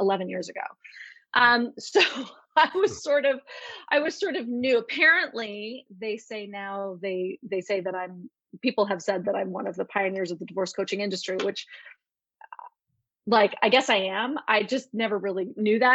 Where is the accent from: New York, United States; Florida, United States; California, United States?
New York, United States; moved away; I'm from New York and I left for a reason